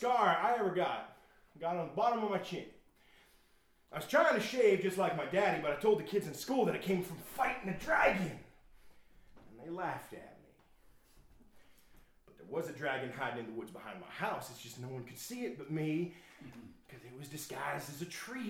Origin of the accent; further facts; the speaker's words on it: Shippenville, Pennsylvania, United States; my hometown, Shippenville, Pennsylvania